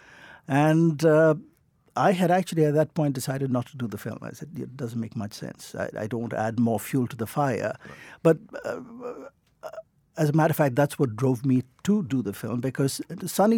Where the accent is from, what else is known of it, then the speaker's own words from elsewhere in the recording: Northern Ireland, United Kingdom; I was born in Northern Ireland.